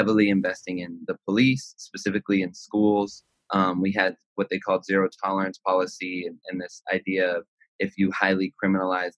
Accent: Los Angeles, California, United States; I'm from Los Angeles, California, specifically the San Fernando Valley until I was like 16, and then everywhere

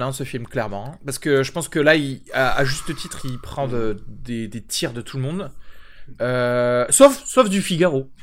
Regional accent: France; Moi, en tant que Français

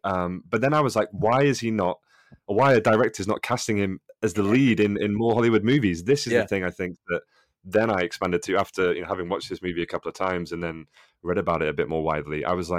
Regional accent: United Kingdom; As a Brit, as you guys might say, I always relate more to the East Coast American sensibility.

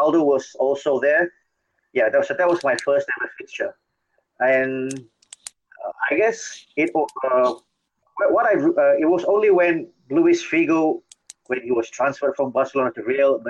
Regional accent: Malaysia; Growing up in Malaysia

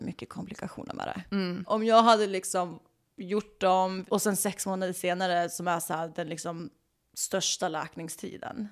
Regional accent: Sweden; moved away as an adult; now in Los Angeles, United States; jag är ju fan svensk. Jag brukar ju bo i Sverige

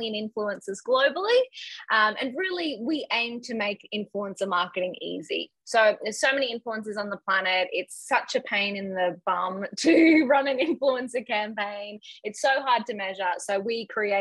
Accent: Brisbane, Queensland, Australia; I grew up in Brisbane in Australia

